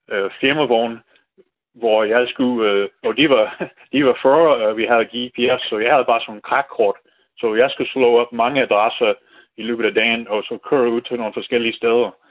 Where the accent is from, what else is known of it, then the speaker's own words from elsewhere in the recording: United States; Danish is a second language; moved away as an adult; now in Denmark; jeg er amerikaner. Men det, jeg, jeg er meget god til dansk, synes jeg selv, sproglig, men øh, skriftlig er det sådan lidt mere svært